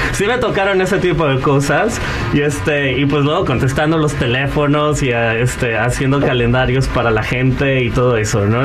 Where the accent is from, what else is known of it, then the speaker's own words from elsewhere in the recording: Guadalajara, Jalisco, Mexico; moved away; vengo de Guadalajara